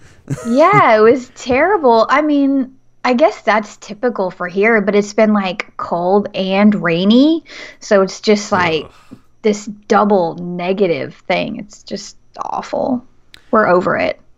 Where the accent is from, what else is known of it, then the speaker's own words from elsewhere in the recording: Nashville, Tennessee, United States; Nashville, Tennessee